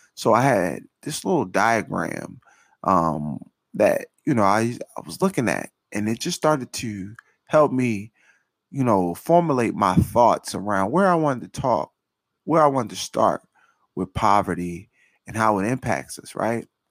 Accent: Philadelphia, Pennsylvania, United States; I grew up, right, I'm from North Philadelphia

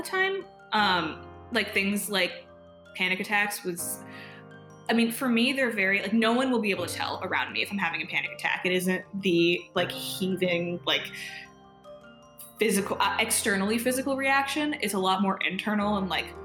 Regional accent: Ann Arbor, Michigan, United States; moved away as an adult; I'm from Michigan, or grew up in Michigan in Ann Arbor

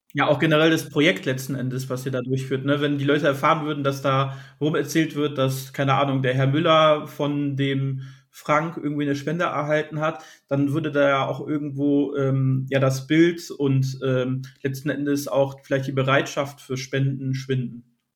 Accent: near Essen and Düsseldorf, North Rhine-Westphalia, Germany; Und ich komme hier aus der Region NRW bei Essen und Düsseldorf

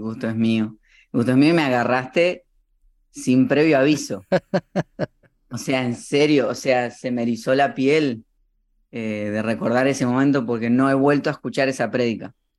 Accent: Morón, Buenos Aires Province, Argentina; fui creciendo en Buenos Aires, en la ciudad de Morón que está en las, eh, como a 30 minutos de la capital

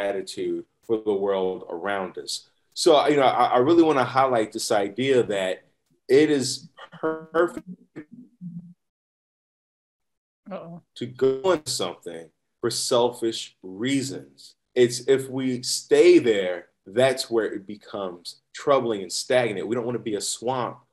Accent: Chicago, Illinois, United States; now in San Diego, United States; I'm from Chicago. I grew up you go to the barbershop every Sunday, right?

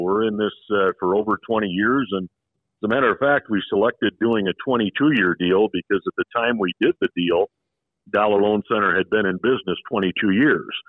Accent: Sioux Falls, South Dakota, United States; also born or lived in Minnesota; now in Las Vegas, United States; I grew up in the Midwest in Sioux Falls, South Dakota.

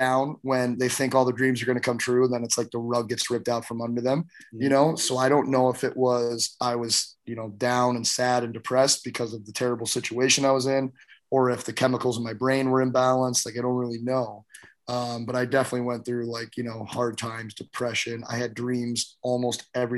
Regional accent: St. Louis, Missouri, United States; I grew up in St. Louis at a time where teams wouldn't even come play us.

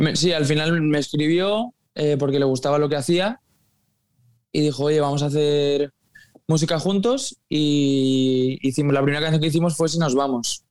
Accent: Mallorca, Balearic Islands, Spain; Yo es que soy de Mallorca

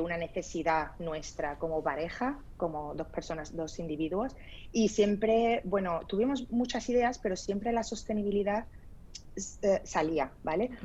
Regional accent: Spain; also born or lived in Lebanon; Yo nací en el Líbano, y me vine a España, bueno, me trajeron a España porque tenía un mes de edad. Entonces, bueno, eh, me crié aquí toda mi vida

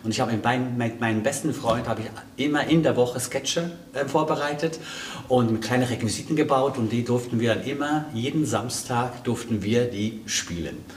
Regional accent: Switzerland; ich bin ja Schweizer, ne? ich komme aus der Schweiz.

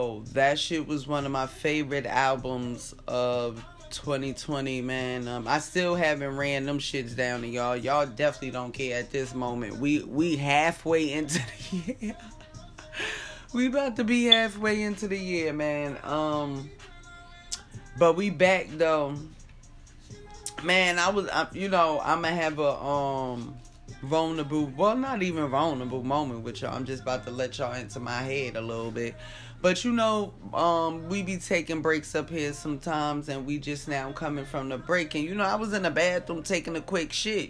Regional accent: Jersey City, New Jersey, United States; moved away as an adult; also born or lived in Newark; now in California, United States; I was born and raised in Jersey City

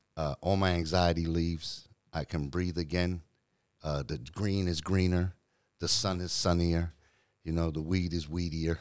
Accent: New Zealand; now in United States; I'm from New Zealand, but I live in the States

